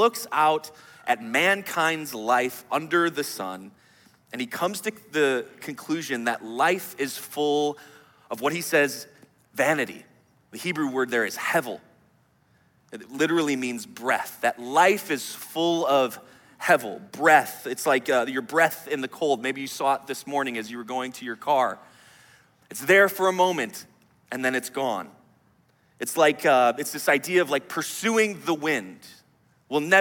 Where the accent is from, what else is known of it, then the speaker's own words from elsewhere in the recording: Wisconsin, United States; now in Chicago, United States; I'm from Wisconsin